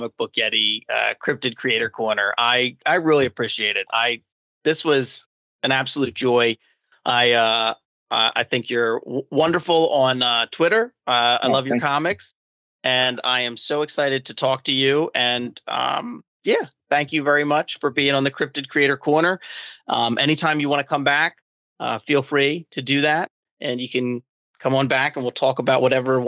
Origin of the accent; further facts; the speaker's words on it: Delaware County, Pennsylvania, United States; moved away as an adult; now in North Wilmington, United States; That's where I grew up. I grew up in Delaware County. Delco